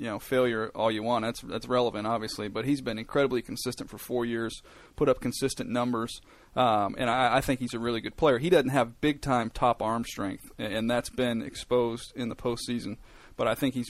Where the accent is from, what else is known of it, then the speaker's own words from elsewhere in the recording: San Diego, California, United States; also born or lived in Boone, North Carolina / Temecula, California; I grew up in San Diego